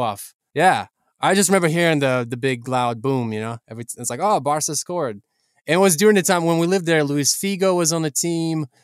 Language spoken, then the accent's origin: English; Ukraine; I'm from Ukraine